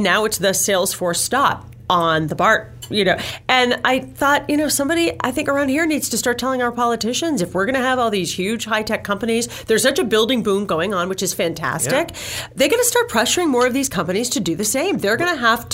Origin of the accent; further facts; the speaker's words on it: Worcester, Massachusetts, United States; Growing up in Worcester in the late 70s, 80s